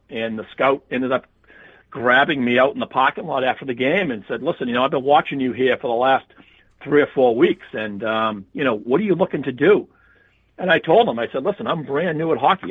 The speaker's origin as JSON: {"language": "English", "area": "South Shore", "region": "Massachusetts", "country": "United States", "tie": "born or raised there", "said": "I grew up on the South Shore area of uh, Massachusetts, just uh, about 20 miles from Boston."}